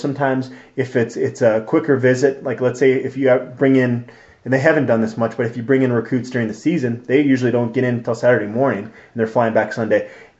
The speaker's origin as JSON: {"language": "English", "region": "Arizona", "country": "United States", "said": "I'm from Arizona"}